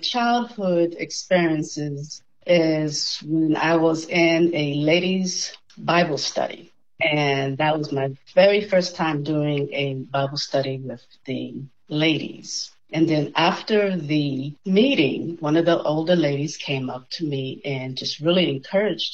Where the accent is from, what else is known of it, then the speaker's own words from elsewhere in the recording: Boston, Massachusetts, United States; moved away as an adult; also born or lived in Cleveland, Ohio; now in Tallahassee, United States; I'm in the beantown of Boston, Massachusetts. I spent all my life there up to the age 30